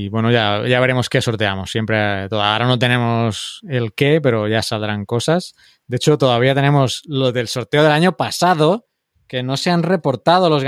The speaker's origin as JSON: {"language": "Spanish", "country": "El Salvador", "said": "yo también soy salvadoreño, tengo mi mm. nacionalidad."}